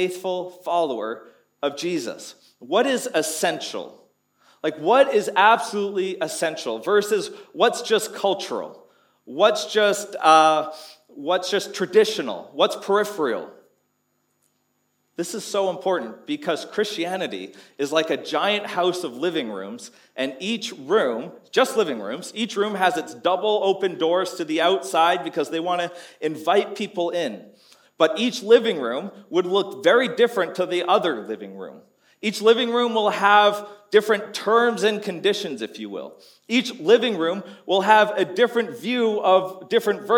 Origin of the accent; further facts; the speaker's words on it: Canada; moved away as an adult; now in Townsville, Australia; Growing up in Canada, every winter there was snow